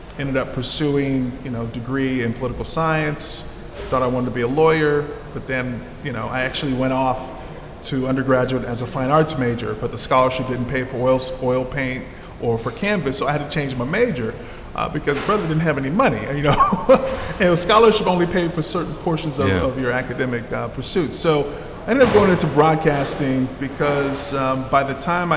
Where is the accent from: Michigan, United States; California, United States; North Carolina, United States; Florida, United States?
California, United States; San Jose; I'm originally from San Jose, California, born and raised by my grandparents